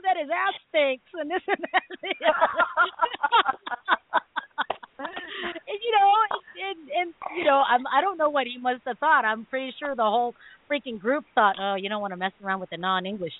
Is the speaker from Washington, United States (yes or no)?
yes; Seattle, Washington, United States; also born or lived in Pangasinan, Philippines (ancestry); I'm from Seattle.